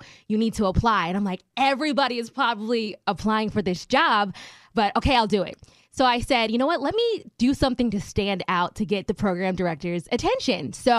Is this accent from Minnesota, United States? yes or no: no; Maryland, United States; moved away as an adult; also born or lived in Philadelphia, Pennsylvania / Trenton, New Jersey; now in Los Angeles, United States; Yes, I was born in Philly, and then majority of my life I lived in Maryland.